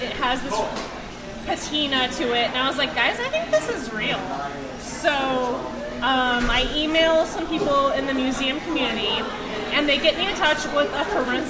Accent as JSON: {"language": "English", "town": "Springfield", "region": "Missouri", "country": "United States", "also_born_or_lived": "North Dakota", "said": "I'm from Springfield, but for a short amount of time, about a year and a half, I lived in North Dakota."}